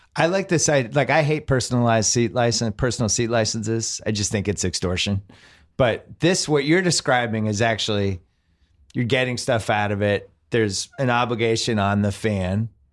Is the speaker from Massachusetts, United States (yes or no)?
yes; Boston, Massachusetts, United States; moved away as an adult; now in Los Angeles, United States; I'm from Boston. We had Celtics season tickets forever